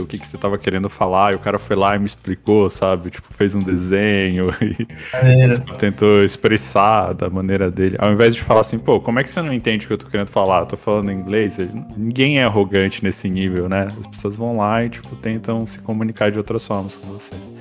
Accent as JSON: {"language": "Portuguese", "country": "Brazil", "said": "a gente como brasileiro"}